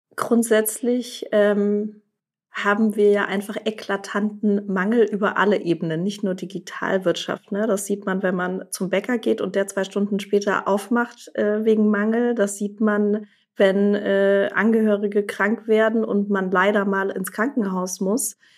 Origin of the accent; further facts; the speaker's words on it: Germany; hier bei uns in Deutschland